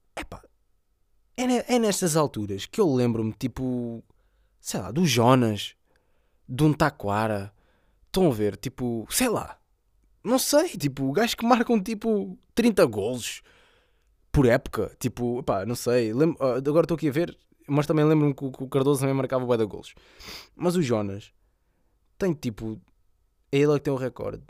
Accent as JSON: {"language": "Portuguese", "region": "Setúbal", "country": "Portugal", "said": "a zona de onde eu sou, 2860"}